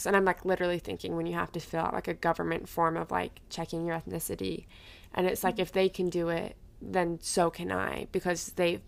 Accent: Utah, United States; growing up in Utah, like 10 years ago

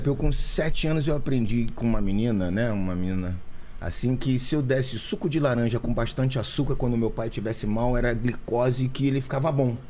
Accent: Rio de Janeiro, Brazil; also born or lived in Barra da Tijuca / Leme / Gávea / Botafogo; Eu nasci na Tijuca, né? Tijuca. Eu sou, nasci no, no, bairro de Botafogo, no hospital de Botafogo, mas a minha família toda é tijucana, então a gente morou muito tempo assim na Tijuca

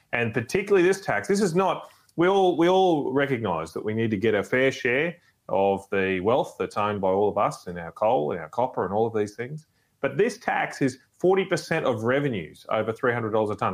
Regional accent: Brisbane, Queensland, Australia; I grew up in Brisbane of the 1980s

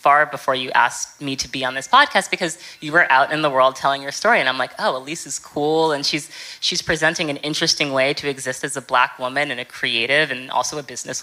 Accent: New York City, New York, United States; moved away as an adult; also born or lived in London; now in Los Angeles, United States; I'm from New York, right? Like, I grew up in New York. Like, I was, you know, in New York since I can remember.

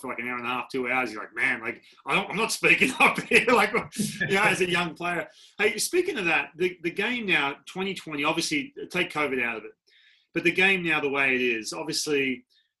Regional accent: Australia; moved away as an adult; I'm coming from Australia, and I come over, I'm 18

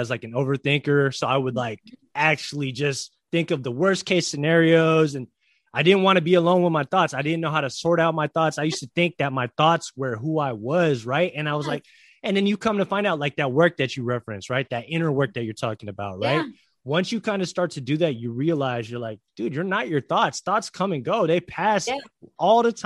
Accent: San Francisco, California, United States; moved away as an adult; now in Hawaii, United States; I'm from San Francisco

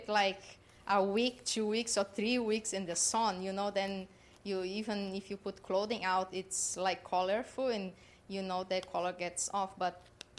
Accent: South Brazil, Brazil; now in Boca Raton, United States; I am from South Brazil.

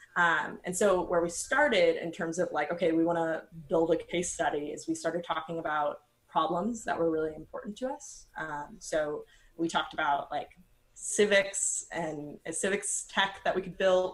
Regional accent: San Diego, California, United States; I grew up in San Diego

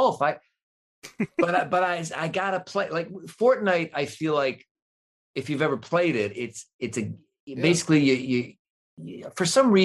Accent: Cleveland, Ohio, United States; I grew up in Cleveland

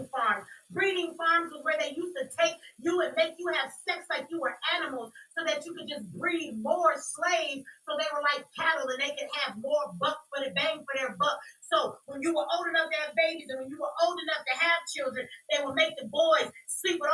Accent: United States; I'm an American child. I was born in America

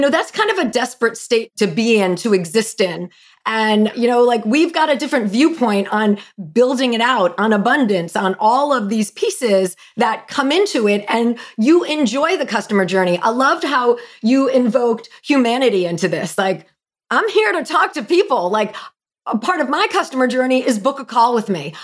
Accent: New Jersey, United States; I'm from Jersey.

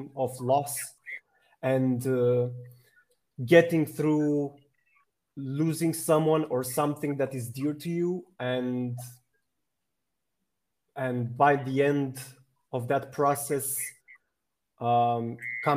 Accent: Romania; I'm from Romania

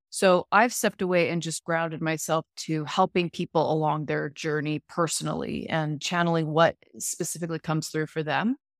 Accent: Salt Lake City, Utah, United States; I was born in Salt Lake

